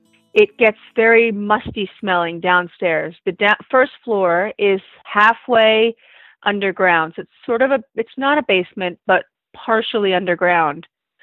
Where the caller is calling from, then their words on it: Orleans, Massachusetts, United States; I'm calling from Orleans in Cape Cod and Massachusetts.